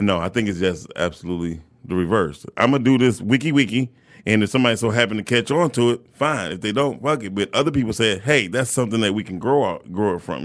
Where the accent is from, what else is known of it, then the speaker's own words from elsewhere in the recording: Detroit, Michigan, United States; I grew up, I grew up on Puritan all my whole entire life.